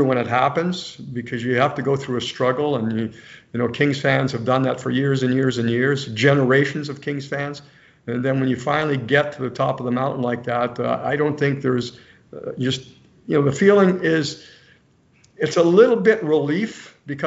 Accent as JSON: {"language": "English", "town": "Coniston", "region": "Ontario", "country": "Canada", "tie": "born or raised there", "moved": "as an adult", "lives_now": "Los Angeles, United States", "said": "I grew up in Canada, a very small town, Coniston, Ontario."}